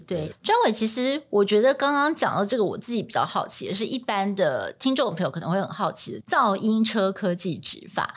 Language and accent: Chinese; Taiwan; also born or lived in New York; 我们从小在台湾的这个社会长大